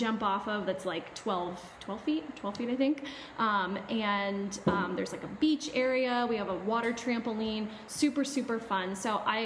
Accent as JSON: {"language": "English", "region": "Florida", "country": "United States", "moved": "yes", "said": "I'm from Florida"}